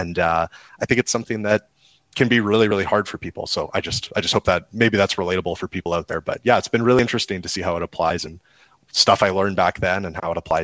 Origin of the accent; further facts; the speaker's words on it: Alberta, Canada; also born or lived in Wainwright, Alberta / St. Paul, Alberta / Spruce Grove, Alberta; I grew up in a small town in Alberta. I was born in Wainwright, and we moved to St. Paul and moved to the Edmonton area outside in Spruce Grove when I was about 9 years old